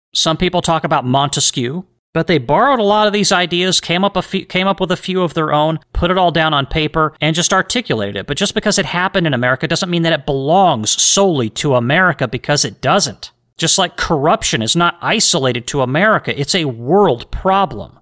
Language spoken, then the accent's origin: English; United States; I'm an American